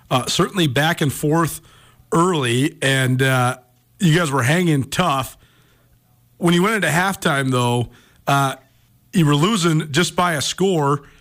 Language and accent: English; Missoula, Montana, United States; I grew up in Missoula. I've been going to Grizz games since I was six years old.